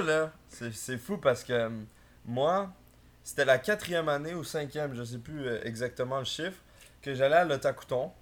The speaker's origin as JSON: {"language": "French", "town": "Saint-Sauveur", "region": "Quebec", "country": "Canada", "moved": "yes", "lives_now": "Montreal, Canada", "said": "je suis pas, euh, de Montréal. Je viens de, de Laurentide"}